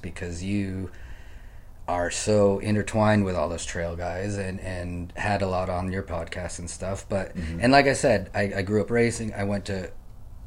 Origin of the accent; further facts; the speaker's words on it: West Coast, United States; I'm from the West Coast